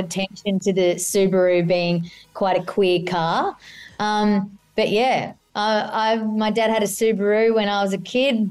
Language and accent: English; Australia; accent: Aussie